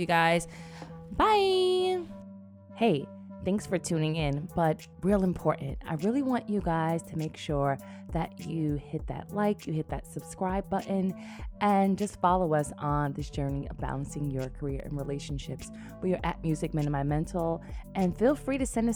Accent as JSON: {"language": "English", "town": "New York City", "region": "New York", "country": "United States", "said": "I'm from the Bronx"}